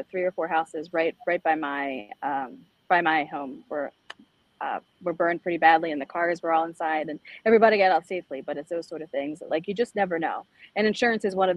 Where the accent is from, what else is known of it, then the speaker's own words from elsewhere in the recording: Northern Baltimore County, Maryland, United States; also born or lived in El Salvador; I was born in El Salvador. I was adopted at a young age. Both my parents who adopted me were Baltimore City principals. So I saw the contrast growing up in Northern Baltimore County